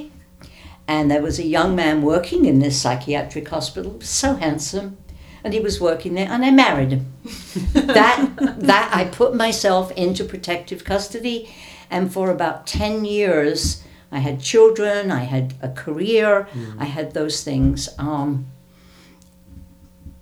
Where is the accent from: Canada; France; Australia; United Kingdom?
United Kingdom; London; now in United States; I wasn't brought up in America. I was brought up in Britain